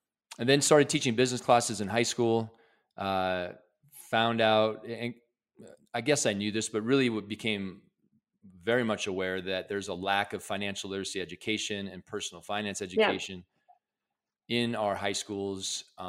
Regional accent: Midwest, United States; I grew up in the Midwest in a lower middle class family

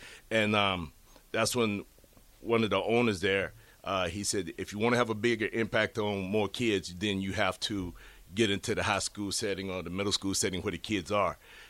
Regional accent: Virginia, United States; moved away as an adult; also born or lived in California / Phoenix, Arizona / Leavenworth, Kansas; now in Lincoln, Nebraska, United States; I'm from Virginia, born and raised in.

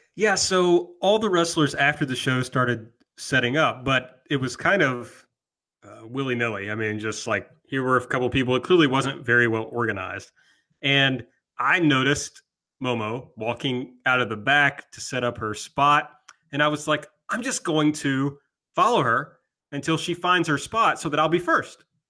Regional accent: the South, United States; I'm also from the South

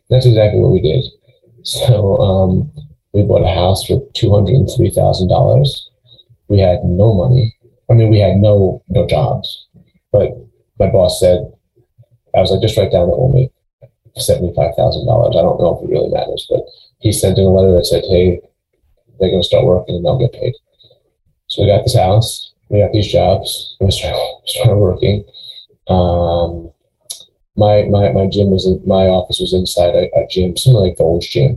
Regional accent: Long Island, New York, United States; moved away as an adult; also born or lived in St. Louis / Cleveland, Ohio; now in Charlotte, United States; where I grew up on Long Island.

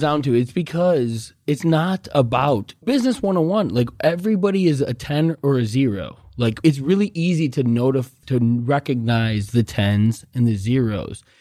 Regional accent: Chicago, Illinois, United States; now in Arizona, United States; I'm living in Arizona, born and raised in Chicago, but I know my roots

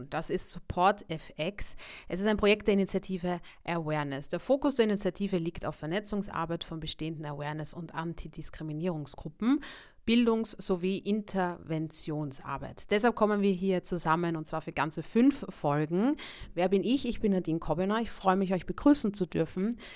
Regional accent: Vienna, Austria; Ich bin aus Wien, ich bin Veranstalterin und Aktivistin äh, für Body Positivity.

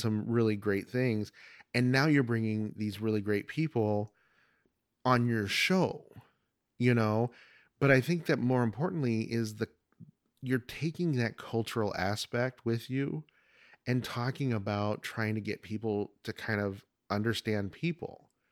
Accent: Oregon, United States; moved away as an adult; now in Arizona, United States; I was originally from Oregon, and moved to Arizona in ninety-eight

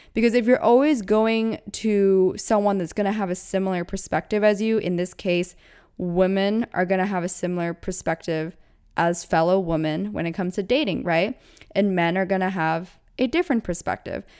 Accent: United States; I was born in America

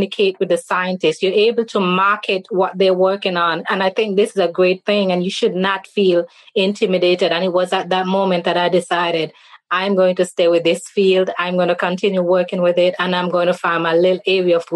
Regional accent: St. Kitts & Nevis; moved away as an adult; now in Jackson, United States; I'm from the Caribbean island of St. Kitts and Nevis

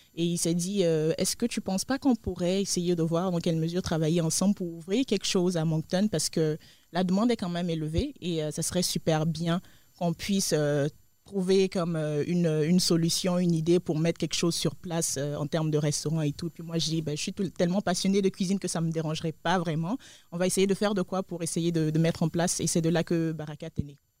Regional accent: Côte d’Ivoire; moved away; je viens de la Côte d'Ivoire, de l'Afrique de l'Ouest

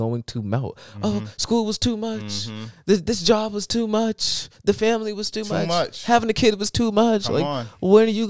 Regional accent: Connecticut, United States; dude, I'm from the London County of Connecticut.

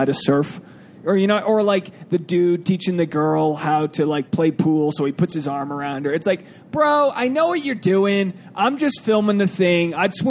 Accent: Canada; And I'm Canadian dad bod waiting in the water filming.

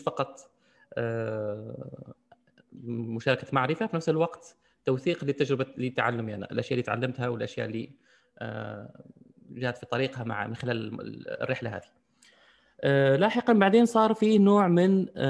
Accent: Algeria; عندنا في الجزائر

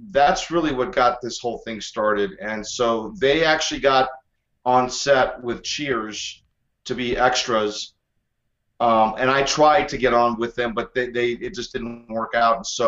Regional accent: El Paso, Texas, United States; I am originally from Texas, El Paso, Texas, to be exact

